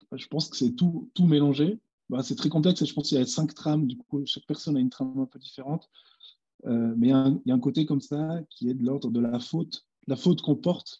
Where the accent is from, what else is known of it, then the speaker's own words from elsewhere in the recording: Switzerland; je suis jamais allé en Amérique, je suis suisse